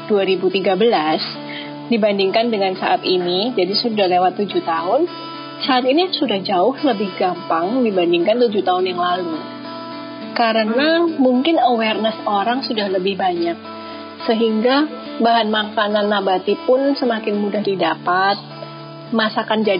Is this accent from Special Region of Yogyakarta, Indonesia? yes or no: no; Surabaya, East Java, Indonesia; now in Bali, Indonesia; saya …, saya asli Surabaya. Saya tapi sudah keluar dari Surabaya untuk sekolah di beberapa kota di Indonesia sampai akhirnya saya sekarang terdampar di Bali.